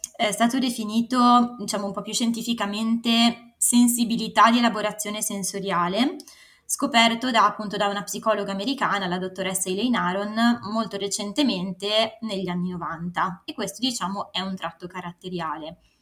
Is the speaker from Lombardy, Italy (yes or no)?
yes; Varese, Lombardy, Italy; moved away as an adult; now in Milan, Italy; sono cresciuta a Varese